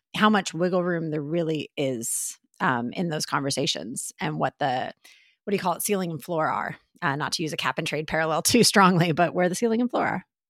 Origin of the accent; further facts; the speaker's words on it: Texas, United States; now in New York, United States; I'm still in Texas, uh, you know, so it's nice to be back in my home state for a bit